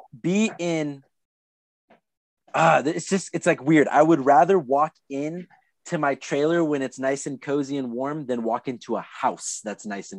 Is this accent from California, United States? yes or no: yes; Anaheim, California, United States; moved away; But I went to school as a kid in Anaheim. And I was like, holy shit, I'm from Anaheim.